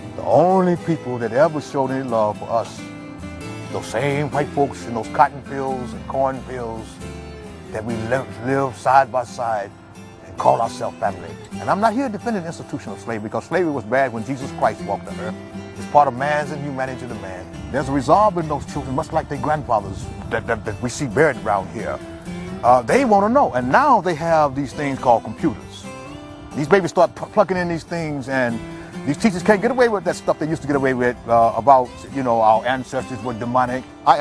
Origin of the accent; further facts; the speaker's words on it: the South, United States; also born or lived in Asheville, North Carolina; I'm a Southerner